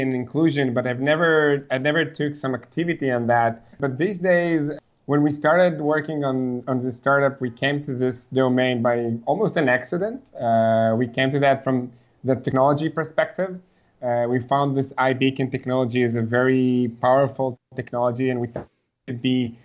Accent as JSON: {"language": "English", "country": "Israel", "tie": "born or raised there", "said": "Grown up here in Israel, where I'm currently talking with you."}